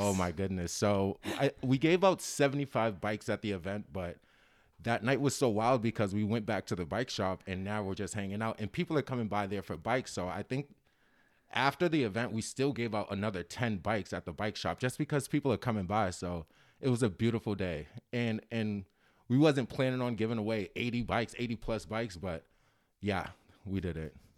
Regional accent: Cambridge, Massachusetts, United States; I grew up in Cambridge.

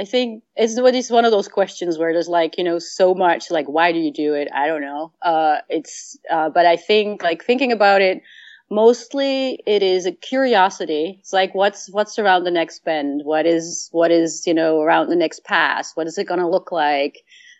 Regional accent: Netherlands; I lived in, I grew up in Holland and we did day hikes

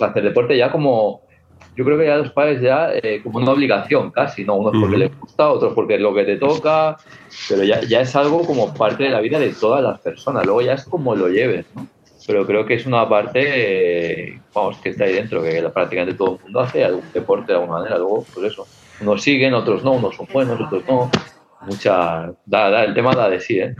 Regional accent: Viladecans, Catalonia, Spain; also born or lived in Castelldefels; soy de Villadecans, pero yo estoy en Castilla En Villadecans, cuando había un problema, venían a partirme la cara

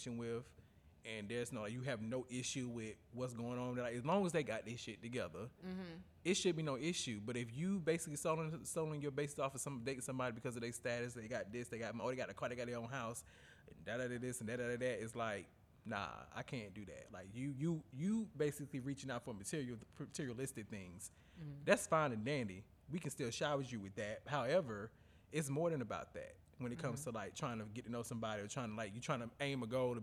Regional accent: North Carolina, United States; I'm from the South. You know, I'm from North Carolina

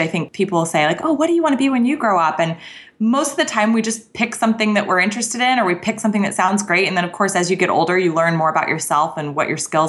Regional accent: Scottsdale, Arizona, United States; I grew up in Scottsdale, so this was like my hometown station.

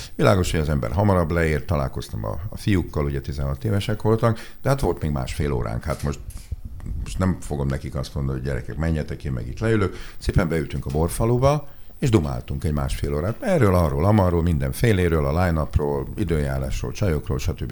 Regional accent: Budapest, Hungary; Én ide jártam nem messze a Verespáli gimnáziumban, ami szerintem egy tök jó iskola, én itt nőttem fel a belvárosba

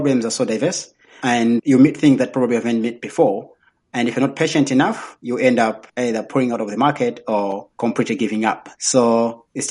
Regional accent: Nkhata Bay, Northern Region, Malawi; now in Lilongwe, Malawi; Actually, I'm coming from Nkata Bay. I was born in Nkata Bay along the lake. So if you want to come and swim, my village is very close to the lake. That's where I come from

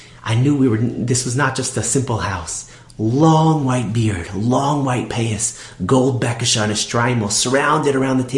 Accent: Toronto, Ontario, Canada; I'm from Toronto.

